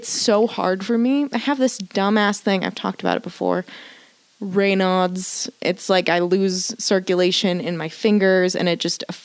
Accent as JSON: {"language": "English", "region": "Florida", "country": "United States", "tie": "born or raised there", "said": "I grew up in Florida"}